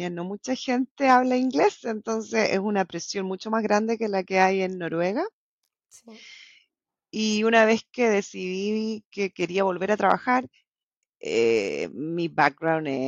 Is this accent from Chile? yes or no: yes; La Serena, Coquimbo, Chile; moved away as an adult; also born or lived in Bolivia; now in Norway; Yo nací en Bolivia, mi papá es chileno y a los nueve años me mudé a Chile.